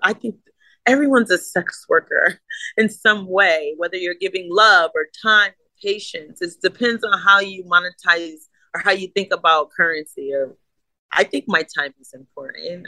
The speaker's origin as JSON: {"language": "English", "region": "East Coast", "country": "United States", "tie": "born or raised there", "also_born_or_lived": "Connecticut / New York", "said": "I'm from the East Coast. I was born between Connecticut and New York."}